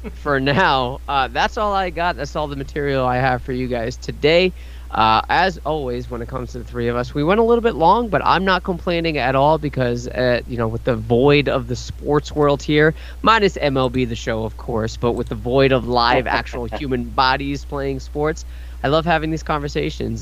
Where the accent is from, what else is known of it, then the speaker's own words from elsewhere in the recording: United States; as an American myself